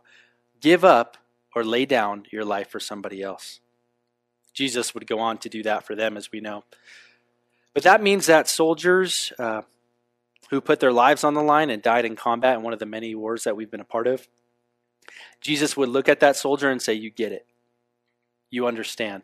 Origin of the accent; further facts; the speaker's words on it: United States; also born or lived in Europe; I love this country. This is where I was born